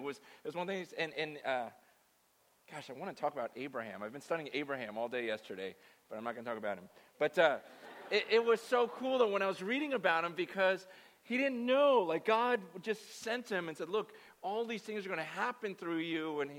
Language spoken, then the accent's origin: English; San Francisco, California, United States; born there; Do you know I was born in Chinatown? Yeah, I was born in the hospital in Chinatown. My mother died giving birth to me in Chinatown.